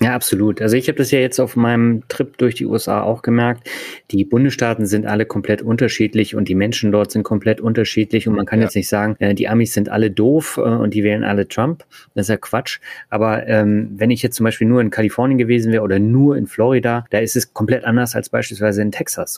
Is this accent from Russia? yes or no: no; Berlin, Germany; moved away; ich bin ja auch in Berlin aufgewachsen